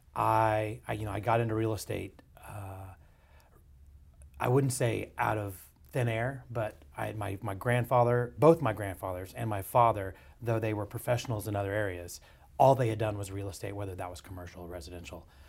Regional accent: Dallas, Texas, United States; I was basically born and bred in East Dallas and then Lake Highlands.

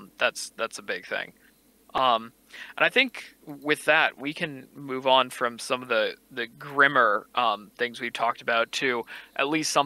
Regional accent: United States; obviously I'm American

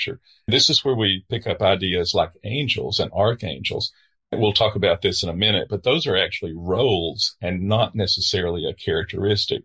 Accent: the American South, United States; I'm a Southerner

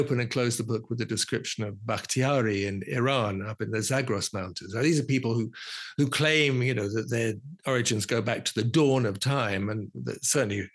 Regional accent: London, United Kingdom; I was born in London. I'm a Londoner.

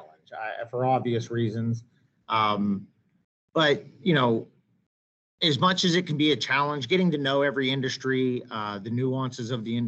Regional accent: Western Pennsylvania, United States; I grew up in Western Pennsylvania

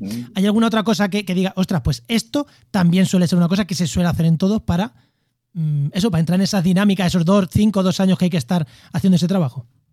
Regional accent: Castilla-La Mancha, Spain; now in Córdoba, Spain; manchegos pues somos más, bueno, manchego en Córdoba

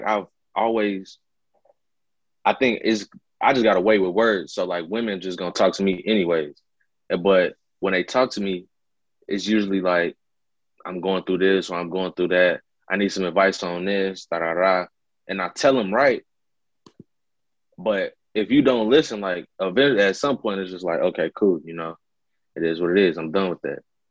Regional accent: Chicago, Illinois, United States; growing up in Chicago

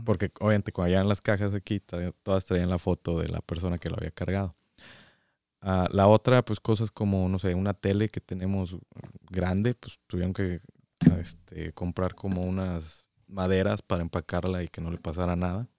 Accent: San Luis Potosí, Mexico; moved away as an adult; also born or lived in Guadalajara, Mexico; now in Michigan, United States; Nacido en Guadalajara eh, y ahí viví únicamente cinco años. Todo el resto de mi vida viví en San Luis Potosí

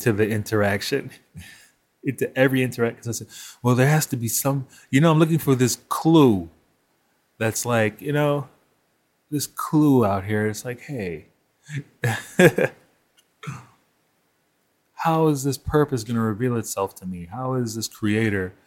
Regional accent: New York, United States; I grew up in Crown Heights

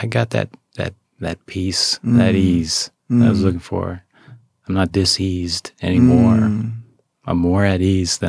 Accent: Montana, United States; Exactly. Yeah, I'm from Montana, I get it, right?

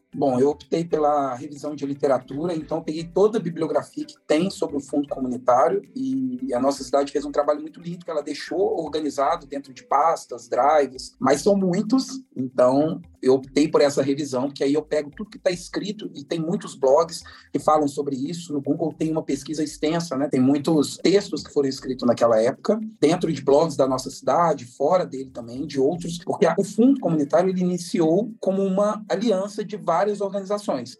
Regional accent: Santa Luzia, Minas Gerais, Brazil; eu sou de Santa Luzia, Minas Gerais. Sou mineirinho

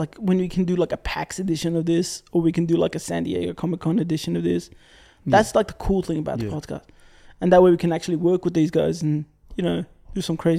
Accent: Australia; being Australian.

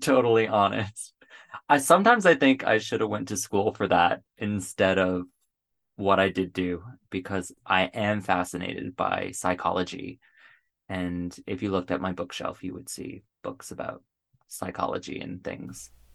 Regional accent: Paradise, Newfoundland and Labrador, Canada; now in Ottawa, Canada; go back to my hometown

